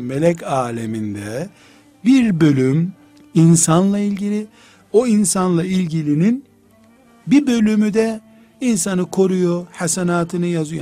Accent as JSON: {"language": "Turkish", "region": "Black Sea Region", "country": "Turkey", "tie": "born or raised there"}